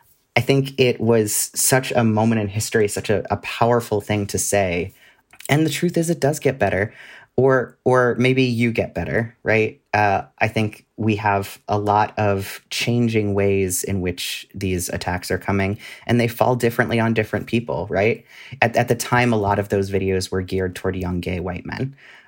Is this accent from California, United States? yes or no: yes; California, United States; And even where I grew up in California, it was not something that you wanted to be.